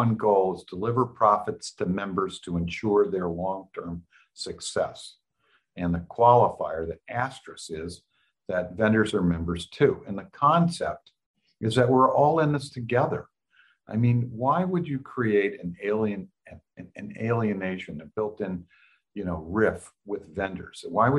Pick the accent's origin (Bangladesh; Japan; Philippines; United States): Japan; Kyoto; born there; I'm an army brat. I was born in Kyoto, Japan, and went to three different high schools